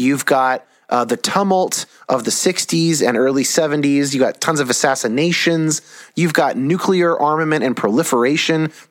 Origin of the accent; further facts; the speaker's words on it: United States; I'm American